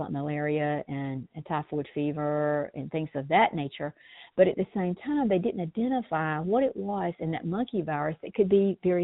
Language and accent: English; South Georgia, United States; being born and raised in South Georgia